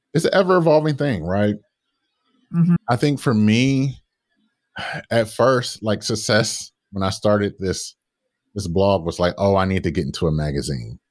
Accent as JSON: {"language": "English", "town": "Detroit", "region": "Michigan", "country": "United States", "tie": "born or raised there", "said": "growing up in Detroit"}